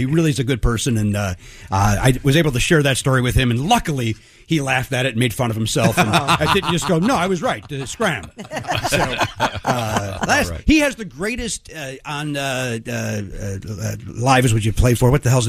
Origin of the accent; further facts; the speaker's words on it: Hometown, Illinois, United States; We are both from hometown Illinois, which is a little suburb south of Chicago. It is 1 mile by 1 mile, completely surrounded by a guardrail. It's basically a trailer park, but with houses.